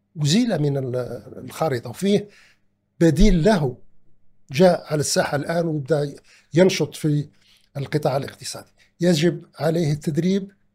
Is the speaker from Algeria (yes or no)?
yes; Algeria; أننا جنبنا كجزائريين